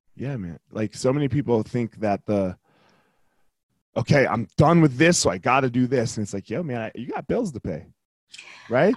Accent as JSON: {"language": "English", "region": "New Jersey", "country": "United States", "moved": "as an adult", "lives_now": "Colorado, United States", "said": "I, moved to Colorado 21 years ago. I left the dirty Jers."}